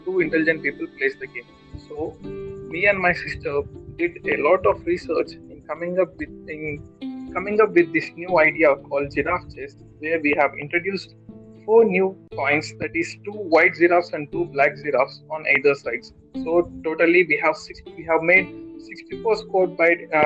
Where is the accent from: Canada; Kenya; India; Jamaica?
India; Kadapa, Andhra Pradesh; also born or lived in Bangalore; I am from Kadapa, Andhra Pradesh